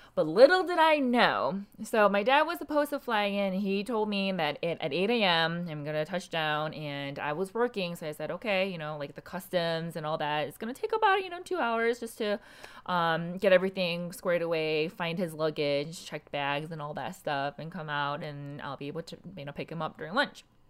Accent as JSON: {"language": "English", "country": "South Korea", "moved": "yes", "lives_now": "United States", "said": "I'm from South Korea. My, my entire family's from South Korea."}